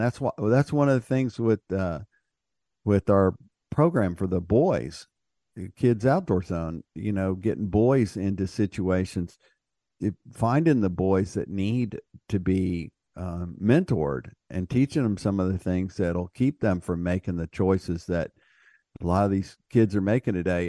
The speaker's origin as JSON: {"language": "English", "region": "Texas", "country": "United States", "said": "being a Texan"}